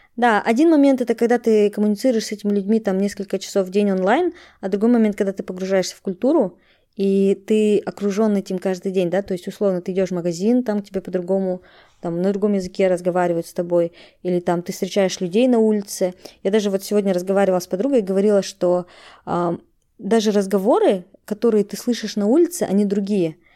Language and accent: Russian; Kazakhstan; moved away as an adult; now in Netherlands; Я из Казахстана, и я переехала в Нидерланды